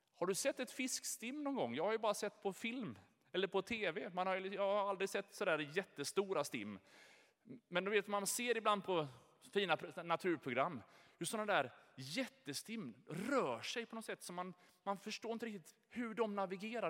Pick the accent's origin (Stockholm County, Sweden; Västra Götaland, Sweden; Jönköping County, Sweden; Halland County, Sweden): Jönköping County, Sweden; Jönköping; Jag är född här i Jönköping, jag har Ljungarum i mitt pass, jag har bott innanför Sveriges gränser hela mitt liv.